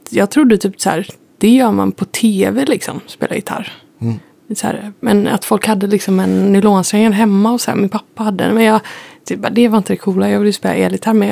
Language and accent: Swedish; Gothenburg, Västra Götaland, Sweden; accent: West Coast dialect; Jag är från Göteborg.